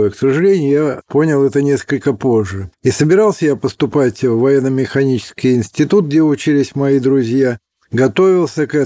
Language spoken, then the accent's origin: Russian; Polyarny, Murmansk Oblast, Russia; born there; Дело в том, что я родился в Полярном, как его тогда называли наши враги, э, осинное гнездо советских подводников.